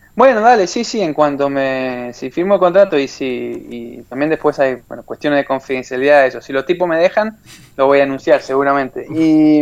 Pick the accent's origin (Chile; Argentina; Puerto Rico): Argentina; Puerto Deseado, Santa Cruz; born or raised there; moved away as an adult; also born or lived in Ezeiza / Comodoro Rivadavia / Australia; now in Barcelona, Spain